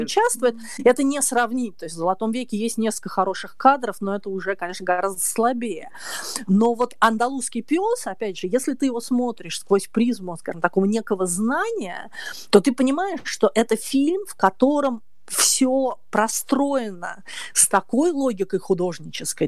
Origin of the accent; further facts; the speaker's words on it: Moscow, Russia; я девочка из Москвы с косичками